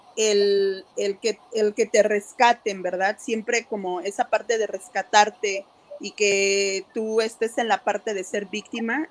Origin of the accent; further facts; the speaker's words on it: Mexico; moved away as an adult; now in Santa Ana, United States; soy mexicana, soy promotora con Latinos Hot Access